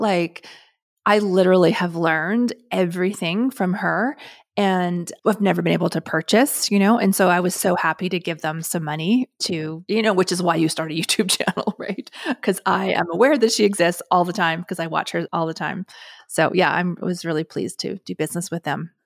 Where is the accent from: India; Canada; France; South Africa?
Canada; being Canadian